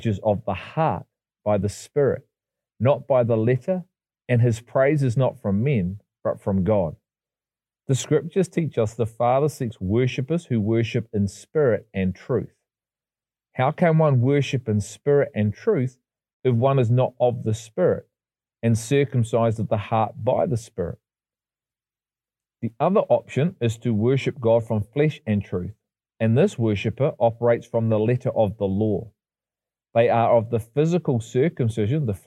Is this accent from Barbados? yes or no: no; England, United Kingdom; I was born in England, not Israel.